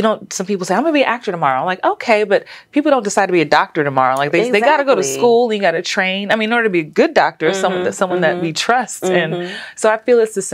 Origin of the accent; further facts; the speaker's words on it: New York, United States; moved away as an adult; also born or lived in Los Angeles; now in Atlanta, United States; growing up in the Bronx